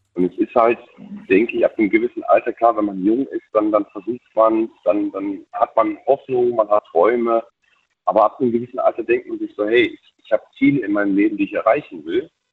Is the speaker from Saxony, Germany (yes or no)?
yes; Bautzen, Saxony, Germany; moved away; ich bin gebürtig, komme ich aus dem Osten, ähm, aus der tiefsten DDR